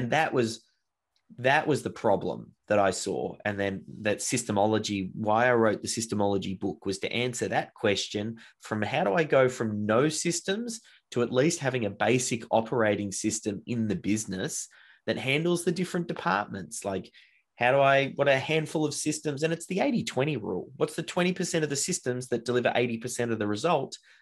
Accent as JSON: {"language": "English", "town": "Melbourne", "region": "Victoria", "country": "Australia", "tie": "born or raised there", "said": "I grew up in Melbourne, Australia, and have been here pretty much from day dot."}